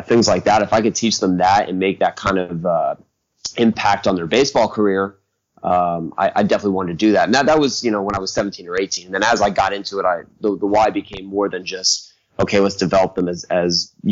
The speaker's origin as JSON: {"language": "English", "region": "Central Florida", "country": "United States", "tie": "born or raised there", "moved": "as an adult", "lives_now": "Arizona, United States", "said": "I'm originally born and raised in Central Florida"}